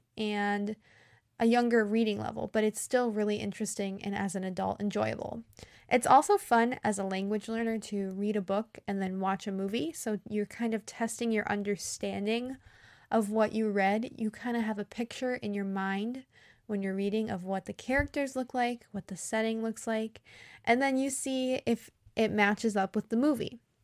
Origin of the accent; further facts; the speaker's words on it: United States; I'm an American English teacher